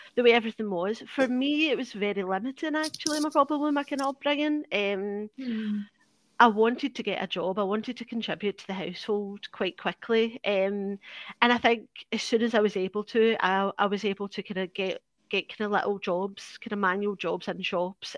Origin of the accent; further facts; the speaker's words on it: Glasgow, Scotland, United Kingdom; I'm from Parkhead, which is the east end of Glasgow